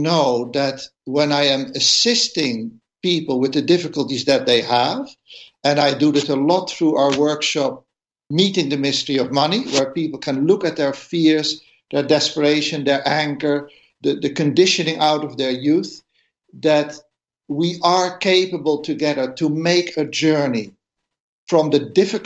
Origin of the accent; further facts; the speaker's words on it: Netherlands; I come from the Netherlands